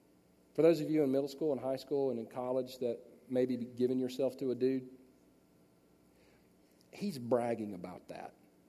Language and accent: English; Los Angeles, California, United States; born there; and I was born in Los Angeles, but I don't know how to get to anywhere in Los Angeles.